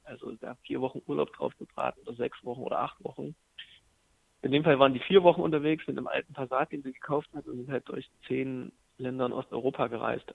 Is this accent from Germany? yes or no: yes; Jena, Thuringia, Germany; aus Jena, aus, aus meiner Heimatstadt